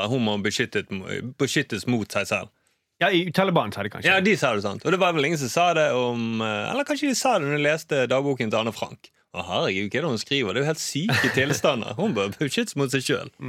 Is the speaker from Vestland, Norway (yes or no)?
yes; Bergen, Vestland, Norway; Ja, jeg er jo fra Bergen.